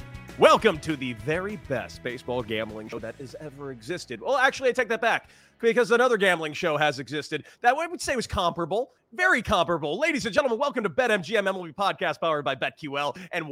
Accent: Southern California, United States; I grew up in Southern California.

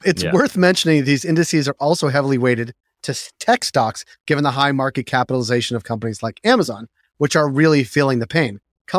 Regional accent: Canada; We are Canadian homers in this case.

